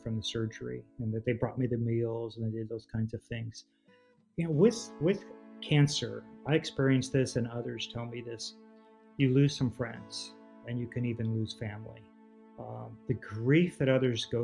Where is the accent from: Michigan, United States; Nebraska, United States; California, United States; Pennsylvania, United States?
California, United States; Southern; moved away as an adult; also born or lived in United Kingdom; now in Texas, United States; I grew up in California, Southern California. So I'm an old school SoCal boy